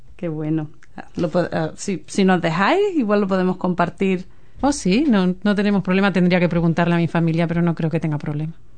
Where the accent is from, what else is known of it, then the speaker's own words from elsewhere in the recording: Canary Islands, Spain; moved away as an adult; also born or lived in Auckland / Gisborne; now in New Zealand; somos de las Islas Canarias, pertenecemos a España